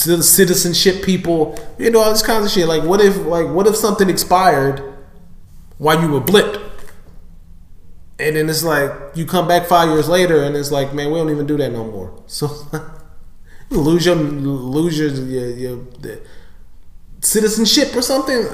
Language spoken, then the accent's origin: English; St. Louis, Missouri, United States; I'm from St. Louis, and it's violent here